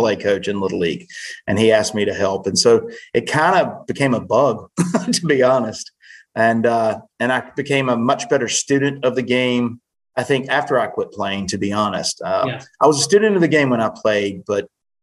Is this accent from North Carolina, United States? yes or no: yes; Winston-Salem, North Carolina, United States; I grew up near South Fork